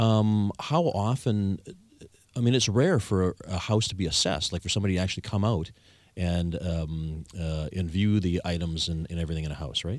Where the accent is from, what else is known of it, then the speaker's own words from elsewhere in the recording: Victoria, British Columbia, Canada; I'm the only Victorian born and raised